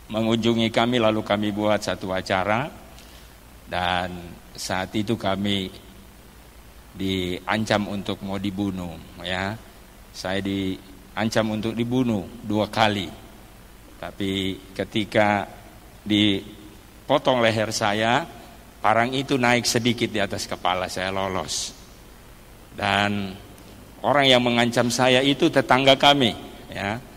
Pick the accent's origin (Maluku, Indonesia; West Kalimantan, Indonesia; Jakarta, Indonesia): Maluku, Indonesia; also born or lived in Manado; Saya berasal dari Maluku tapi sudah lahir di Manado.